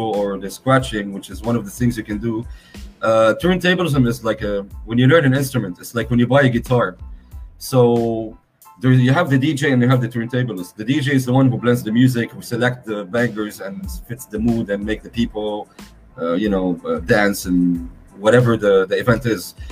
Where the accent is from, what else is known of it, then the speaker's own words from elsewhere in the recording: Beirut, Beirut Governorate, Lebanon; I'm from Lebanon, by the way, for those who don't know, Beirut